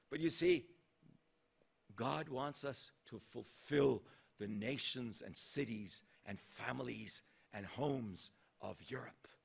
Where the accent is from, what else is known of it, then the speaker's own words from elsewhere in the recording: Japan; born there; also born or lived in Thailand; ever since I was born in Japan to missionary parents from Norway. And I saw my mom and dad first in Japan and then in Thailand